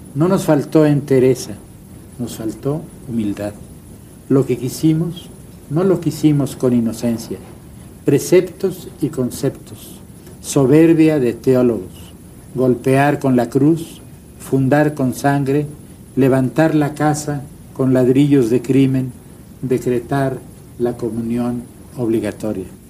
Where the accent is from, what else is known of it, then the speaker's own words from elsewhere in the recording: Mexico; also born or lived in United States; yo había vivido de niño en los Estados Unidos. Y en la escuela, en el kindergarten, el primer día que llegué, tuve un pleito con mis compañeros porque yo no hablaba inglés. Dos años después volví a, México, volví a México